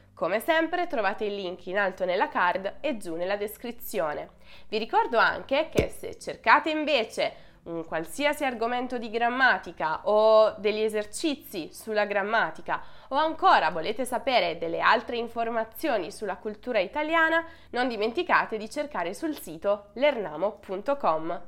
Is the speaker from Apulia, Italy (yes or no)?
yes; Apulia, Italy; da pugliese